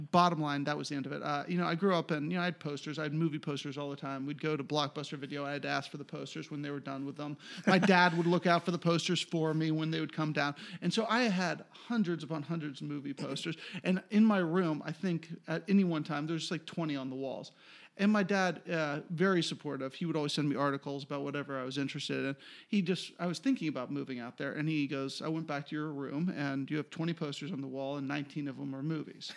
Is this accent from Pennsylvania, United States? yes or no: yes; Swarthmore, Pennsylvania, United States; also born or lived in Philadelphia, Pennsylvania / Ohio / North Carolina; now in Los Angeles, United States; I grew up in Swarthmore